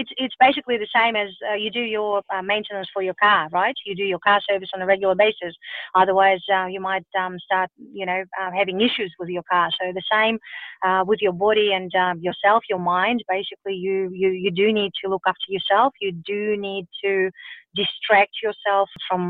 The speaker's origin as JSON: {"language": "English", "country": "Russia", "tie": "born or raised there", "moved": "yes", "lives_now": "Melbourne, Australia", "said": "I grew up in Russia"}